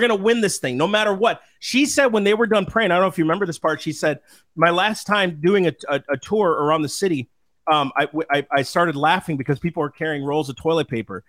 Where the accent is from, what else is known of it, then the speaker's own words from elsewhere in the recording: Minnesota, United States; moved away; we're from Minnesota originally